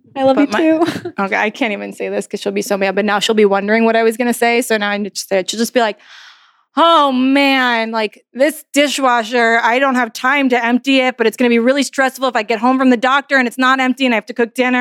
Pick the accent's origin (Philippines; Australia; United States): United States; New York; moved away as an adult; also born or lived in New Orleans; Like I never moved before in my entire life. I'm from New York.